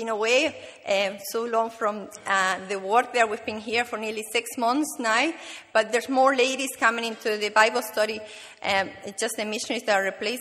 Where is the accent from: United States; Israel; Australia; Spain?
Spain; Canary Islands; moved away; I'm from the Canary Islands